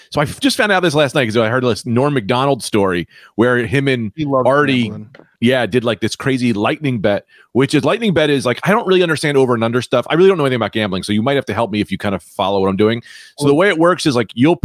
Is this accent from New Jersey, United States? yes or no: yes; New Jersey, United States; we're from Jersey